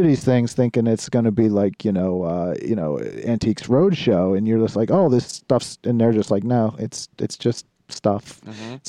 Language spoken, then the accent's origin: English; North Huntington, Pennsylvania, United States; moved away; I was from North Huntington.